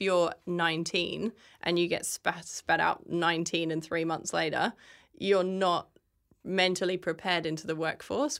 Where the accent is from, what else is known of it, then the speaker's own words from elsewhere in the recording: England, United Kingdom; moved away as an adult; now in Australia; I grew up in England, and when I was fourteen, my parents brought me here on holiday